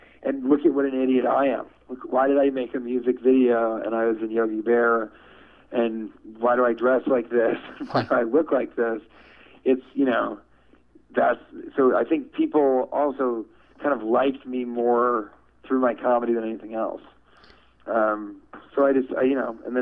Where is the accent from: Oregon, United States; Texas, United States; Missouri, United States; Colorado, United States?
Colorado, United States; Denver; moved away; also born or lived in Washington, D.C. / Chicago; I'm from Denver, Colorado